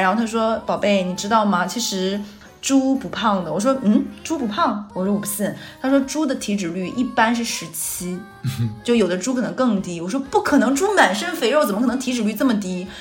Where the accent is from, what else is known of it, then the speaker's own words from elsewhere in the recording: Northeast China, China; moved away; 我老家东北